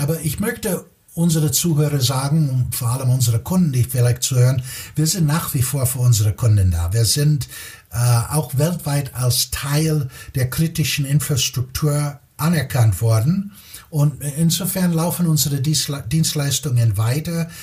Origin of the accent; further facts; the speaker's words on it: Chicago, Illinois, United States; German is a second language; moved away as an adult; also born or lived in Munich, Germany / Italy / Spain / Belgium; now in Germany; Ich bin, äh, wie man wahrscheinlich schon hört, gebürtiger Amerikaner, komme aus Chicago.